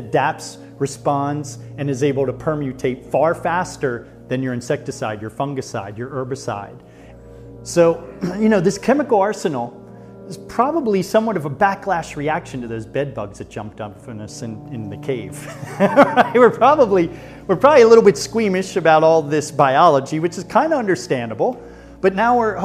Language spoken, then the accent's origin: English; United States; as American people